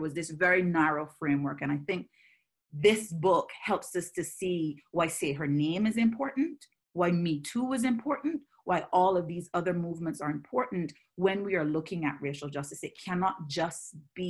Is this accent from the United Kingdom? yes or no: no; Barbados; moved away as an adult; now in United States; I was raised and born in the Caribbean, where on the island that I was born, Barbados